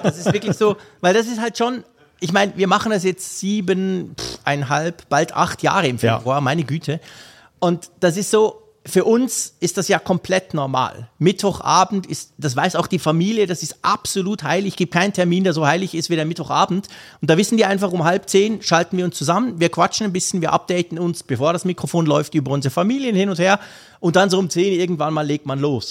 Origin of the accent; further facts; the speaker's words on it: Switzerland; Ich als Schweizer